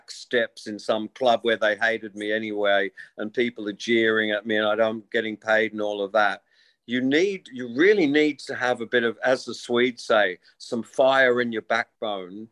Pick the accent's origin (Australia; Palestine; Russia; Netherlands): Australia; Wollongong, New South Wales; born or raised there